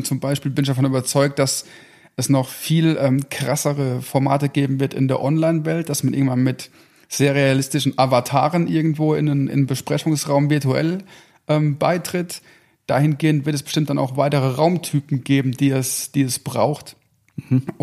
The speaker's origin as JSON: {"language": "German", "region": "Rhineland-Palatinate", "country": "Germany", "tie": "born or raised there", "said": "Ähm, meine Frau und ich, wir sind beides überzeugte Westerwälder. Wir kommen gebürtig aus dem, aus dem Westerwald."}